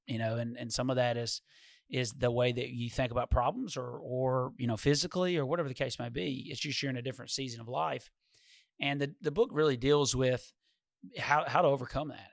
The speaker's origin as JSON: {"language": "English", "town": "Walter Hill", "region": "Tennessee", "country": "United States", "tie": "born or raised there", "said": "we grew up in Walter Hill"}